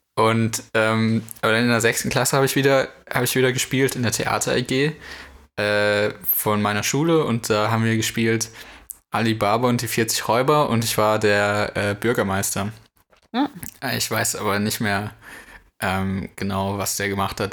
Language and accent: German; North Rhine-Westphalia, Germany; ich komme aus NRW.